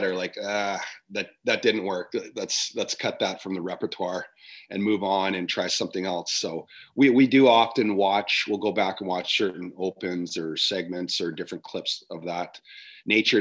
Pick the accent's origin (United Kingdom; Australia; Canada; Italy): Canada; I'm from Canada